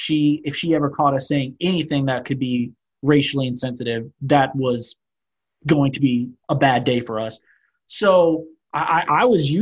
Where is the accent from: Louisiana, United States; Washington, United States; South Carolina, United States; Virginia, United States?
Louisiana, United States; New Orleans; Growing up in New Orleans, like I lived around Black people my entire life. Like I was very comfortable. My stepdad's Black.